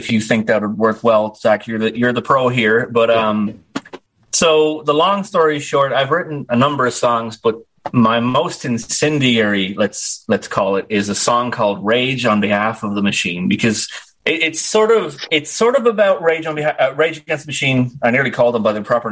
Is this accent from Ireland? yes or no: yes; Dublin, Leinster, Ireland; I was actually born on the 1,000th birthday of my city, Dublin